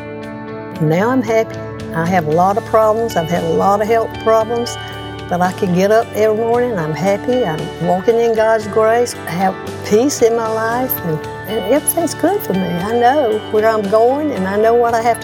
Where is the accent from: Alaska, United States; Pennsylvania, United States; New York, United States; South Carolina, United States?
South Carolina, United States; Greenville; I was born and raised in Greenville, South Carolina.